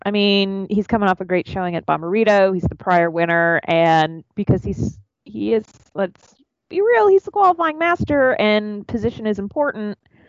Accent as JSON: {"language": "English", "region": "Midwest", "country": "United States", "said": "because we are from the Midwest."}